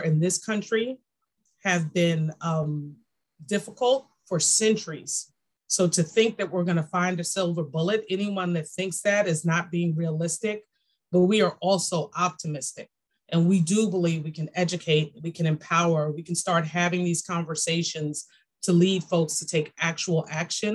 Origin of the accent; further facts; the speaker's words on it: New York City, New York, United States; I'm a girl from Brooklyn